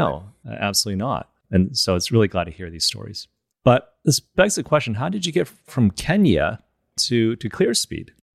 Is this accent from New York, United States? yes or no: no; Michigan, United States; moved away; also born or lived in China; I was born in China, moved to Michigan, when I was seven and grew up there